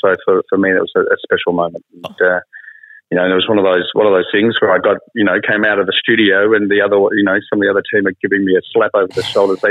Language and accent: English; Dimboola, Victoria, Australia; Oh, yeah, absolutely. Well, my dad was a market gardener too.